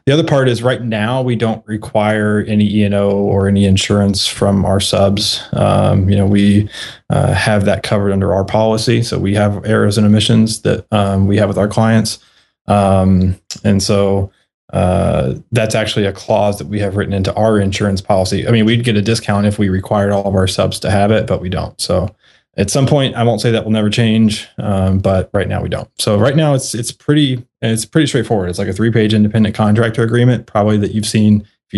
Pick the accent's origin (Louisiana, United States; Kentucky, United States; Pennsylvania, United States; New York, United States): Kentucky, United States; I'm from Kentucky.